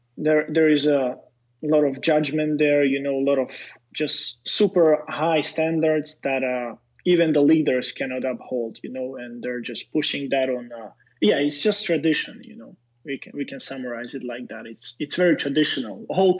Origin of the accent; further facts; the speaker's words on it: Slovakia; English is a second language; I'm a Slovak, I'm not a Serbian, and Slovaks are evangelical mostly. I was raised in Pentecost